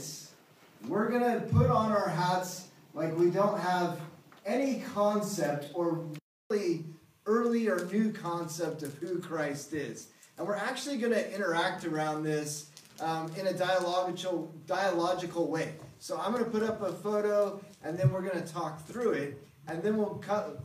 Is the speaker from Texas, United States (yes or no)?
no; Seattle, Washington, United States; I was raised up in Seattle. It rains all the time in the Northwest